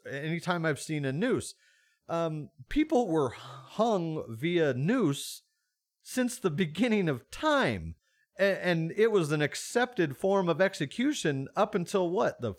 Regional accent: the South, United States; I come from Dixie, so I guess I'm

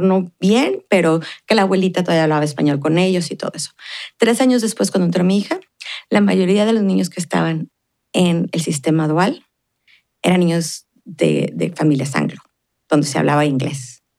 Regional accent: Ciudad Juárez, Chihuahua, Mexico; born or raised there; moved away as an adult; now in El Paso, United States

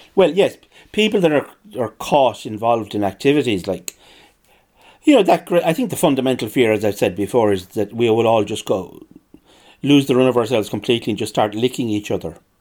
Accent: Ireland

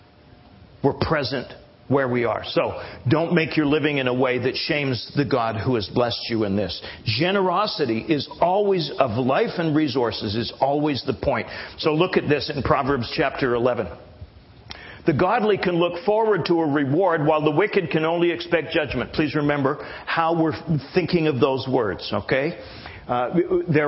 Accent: Canada; now in United States; I am a Canadian.

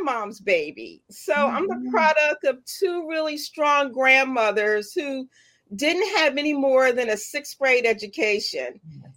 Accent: Philadelphia, Pennsylvania, United States; also born or lived in Washington, Georgia; I was born in Washington, in Georgia, and relocated to West Philadelphia, born and raised.

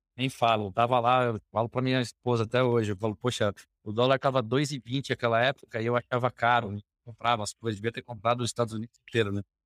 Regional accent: São Paulo, Brazil; Sou aqui de, de São Paulo, é, nascido, criado por aqui

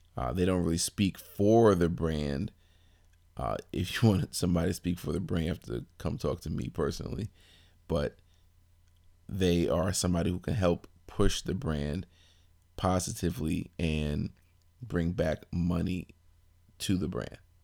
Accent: Brooklyn, New York, United States; I am originally from Brooklyn, New York

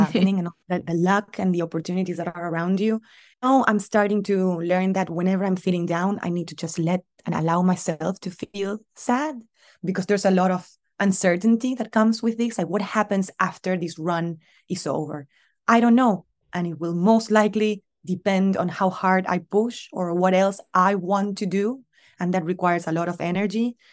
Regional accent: Argentina; moved away; My family, they're all still in Argentina

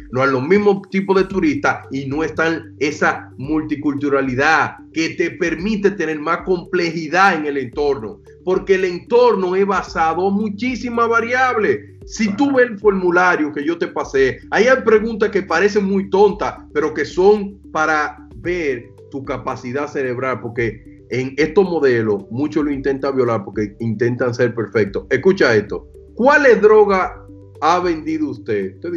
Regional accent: Puerto Plata, Dominican Republic; Yo, que soy de Puerto Plata, eh, eh, cuando tú vas a Sosúa, mucha gente te dice, ah, mira, por ahí hay un punto de droga, no camines por ahí.

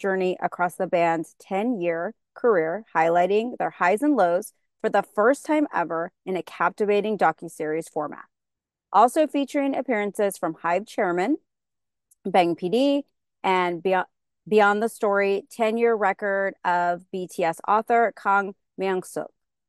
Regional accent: California, United States

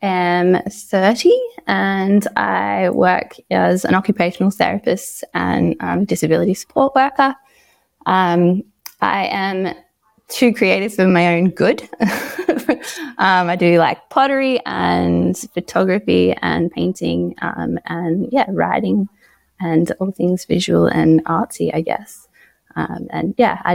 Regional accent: Coffs Harbour, New South Wales, Australia; also born or lived in Sydney; I grew up in Sydney, so like the first 10 years of my life, and that was filled with a lot of noise and bustling, and then my family and I moved to a place called Coffs Harbour

